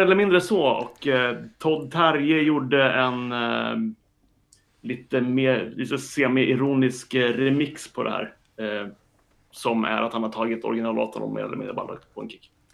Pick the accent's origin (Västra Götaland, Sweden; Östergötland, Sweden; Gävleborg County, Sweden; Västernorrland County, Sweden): Östergötland, Sweden; Linköping; moved away as an adult; now in Stockholm, Sweden; jag är uppväxt i Linköping och flyttade tillbaka och jobbade i Linköping ett tag efter att jag hade pluggat